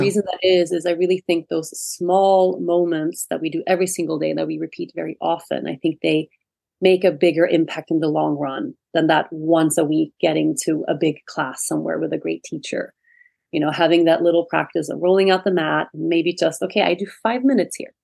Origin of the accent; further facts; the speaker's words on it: Sweden; moved away as an adult; I was born and raised in Sweden. And I lived in Sweden until I was about 18 years old.